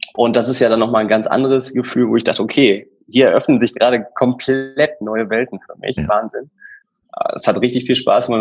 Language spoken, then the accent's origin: German; Emmerich, North Rhine-Westphalia, Germany; moved away as an adult; also born or lived in Münster; bin gebürtiger Niederrheiner. Ich komme aus der Ecke Emmerich-Rees, das ist so direkt an der holländischen Grenze